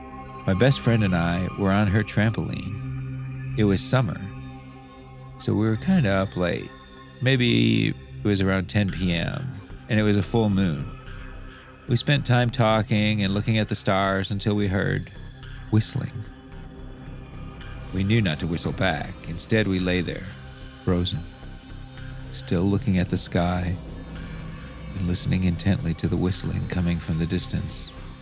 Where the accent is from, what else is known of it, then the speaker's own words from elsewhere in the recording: Texas, United States; I grew up in South Texas, more widely known as the Rio Grande Valley.